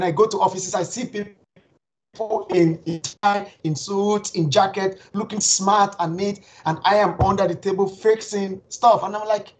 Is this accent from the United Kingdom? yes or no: no; Nigeria; moved away as an adult; now in Finland; I am a Nigerian by birth, and also a Finnish citizen